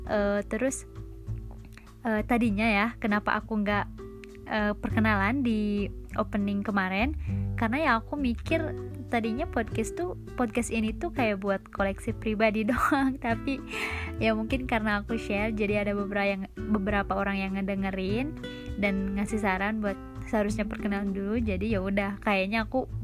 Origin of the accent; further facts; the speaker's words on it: Bandung, West Java, Indonesia; accent: Sundanese; aku dari Bandung neng neng Bandung hmm. cina jadi eh, mohon maaf nih kalau misalkan logat-logat ngomongnya agak campur Sunda ya